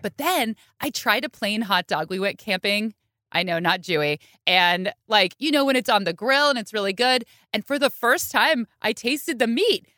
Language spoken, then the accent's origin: English; Bay Area, California, United States; I grew up in the Bay Area